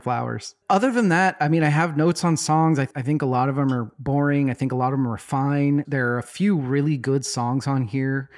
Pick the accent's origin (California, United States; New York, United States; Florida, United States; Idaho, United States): Idaho, United States; Boise; growing up in Boise as a non-religious person